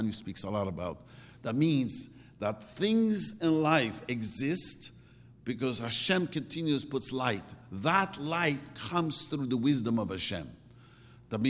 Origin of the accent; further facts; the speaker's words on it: New York City, New York, United States; moved away; I grew up in Williamsburg and I first came here